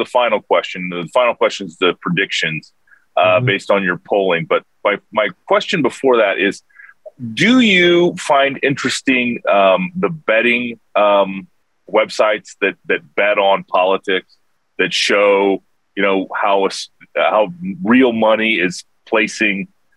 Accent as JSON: {"language": "English", "region": "Iowa", "country": "United States", "said": "my home state of Iowa"}